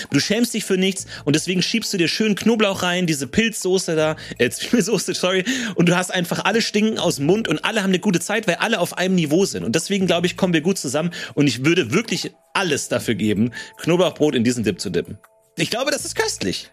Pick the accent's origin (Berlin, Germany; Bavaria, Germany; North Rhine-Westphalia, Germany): Bavaria, Germany; Ebersberg; wo ich aufgewachsen bin, in Ebersberg